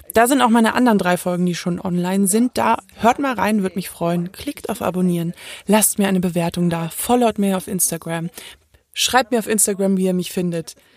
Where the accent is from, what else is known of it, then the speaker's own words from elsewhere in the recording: Munich, Bavaria, Germany; ich bin in München geboren